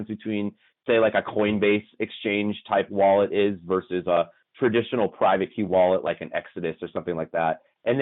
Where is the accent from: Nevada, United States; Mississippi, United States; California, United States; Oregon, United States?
Nevada, United States; Las Vegas; We're all from Las Vegas.